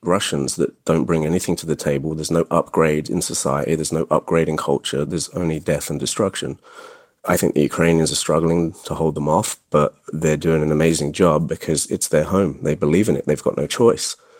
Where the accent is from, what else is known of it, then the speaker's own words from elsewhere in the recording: England, United Kingdom; now in United States; I actually was raised in England